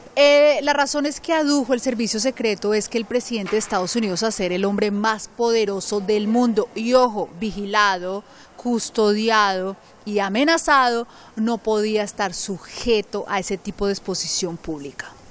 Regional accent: Colombia; now in London, United Kingdom; soy orgullosamente colombiana.

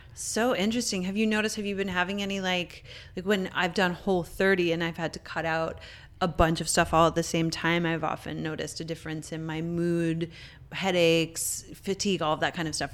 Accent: Canada; moved away; also born or lived in Montreal; I'm Canadian

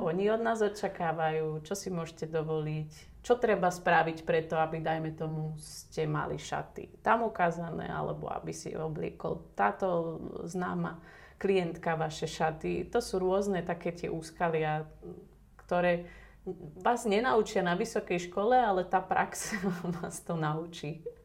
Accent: Slovakia; som Slovenka.

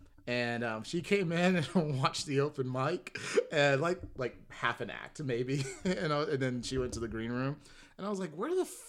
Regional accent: Atlanta, Georgia, United States; moved away as an adult; also born or lived in Chicago; now in Los Angeles, United States; So I'm originally from Atlanta, Georgia. ATL. And I spent about 4.5 years in Chicago.

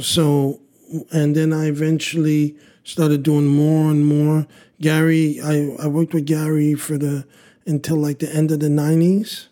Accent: Montreal, Quebec, Canada; we grew up in Burgundy, and Burgundy is just downtown

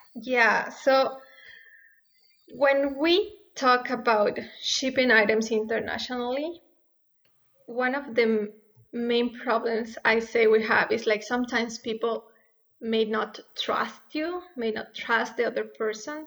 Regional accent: Ecuador; moved away as an adult; now in Edmonton, Canada; I was born and raised in Ecuador

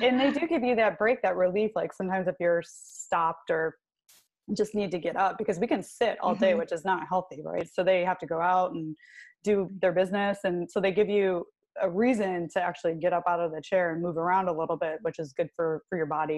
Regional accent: Clarkston, Michigan, United States; i grew up in clarkston which is not far from milford

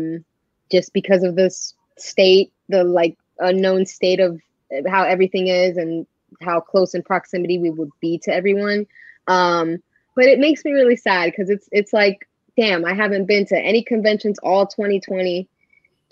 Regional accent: Fort Lauderdale, Florida, United States; also born or lived in Miami, Florida; I grew up in Fort Lauderdale, which is the city right on top of Miami until I was like 12 or 13

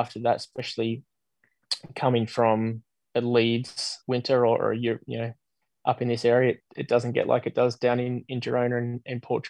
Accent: Australia; I was being the Aussie amongst a group of Brits.

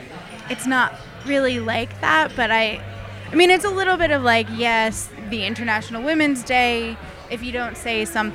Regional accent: United States; now in Australia; as an American

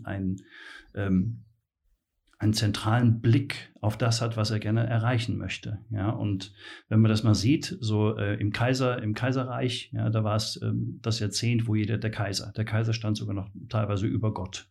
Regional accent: Mainz, Rhineland-Palatinate, Germany; ich bin äh, geborener Mainzer

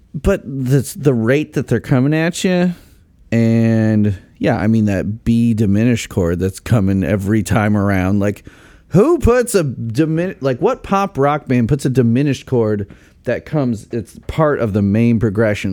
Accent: Chicago, Illinois, United States; now in Indiana, United States; I grew up in the Chicago burbs

